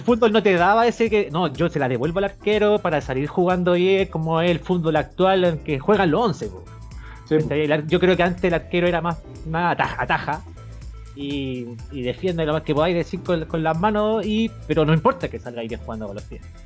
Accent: Chile; uno como chileno

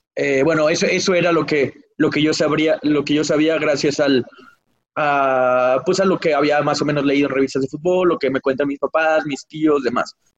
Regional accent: Mexico; nací en el 92 en México

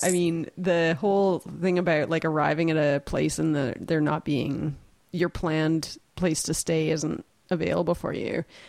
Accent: Canada; I always like running into a little bit of Canada when I'm away from Canada too.

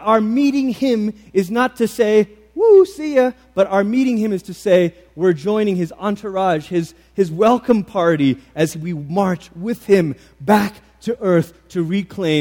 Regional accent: Malaysia; the church that I grew up in Malaysia

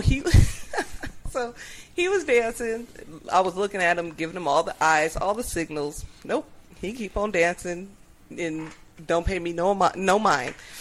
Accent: Upland, California, United States; from Upland

